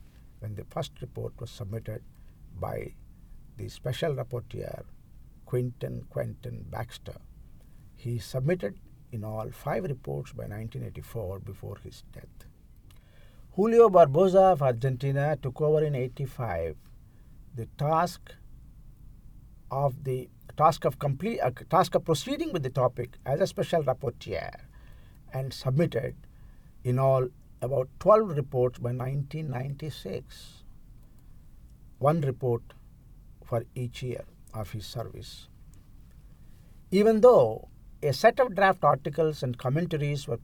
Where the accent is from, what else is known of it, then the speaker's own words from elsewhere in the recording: India; I am from India